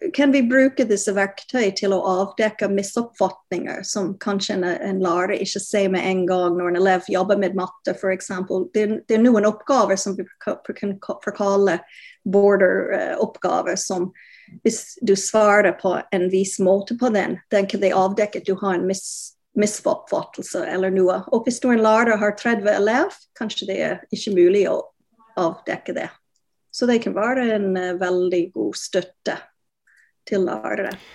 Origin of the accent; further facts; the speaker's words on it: Canada; Norwegian is a second language; now in Norway; Jeg kommer fra Canada opprinnelig, som du hører